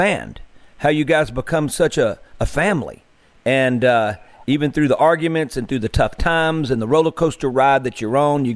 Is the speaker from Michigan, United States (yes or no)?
no; Greenville, Mississippi, United States; moved away as an adult; also born or lived in Nashville, Tennessee; I'm in my hometown of Greenville now